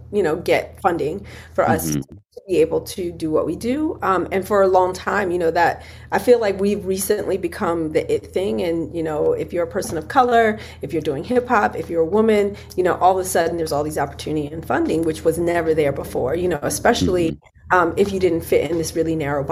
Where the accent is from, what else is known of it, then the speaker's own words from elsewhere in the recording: Philadelphia, Pennsylvania, United States; we're originally from Philly